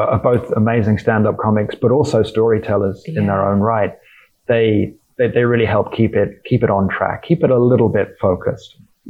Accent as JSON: {"language": "English", "country": "United Kingdom", "said": "as a British person, you know, it was the start of a long and acrimonious divorce of a colony that we really quite liked"}